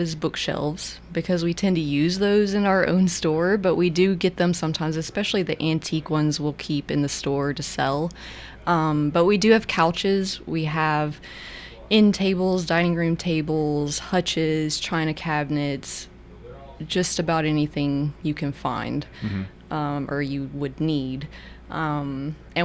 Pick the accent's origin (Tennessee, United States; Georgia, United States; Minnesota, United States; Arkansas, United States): Tennessee, United States; Memphis; I grew up in Memphis in a lower income neighborhood